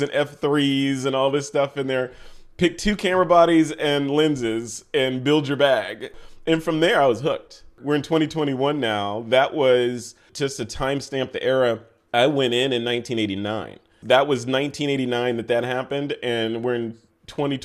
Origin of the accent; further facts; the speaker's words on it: Chicago, Illinois, United States; moved away as an adult; also born or lived in Yokota Air Base, Japan; I'm from Chicago, you know, Southside kid from Chicago.